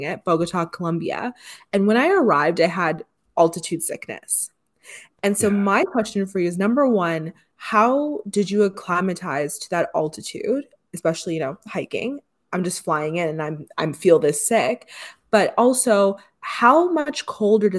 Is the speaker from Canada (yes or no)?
yes; Canada; I'm Canadian